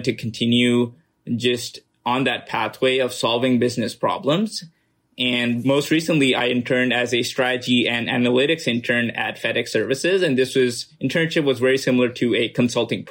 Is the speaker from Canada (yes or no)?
no; Pakistan; moved away as an adult; also born or lived in United States; I was born and raised in Pakistan, spent 18 years of my life there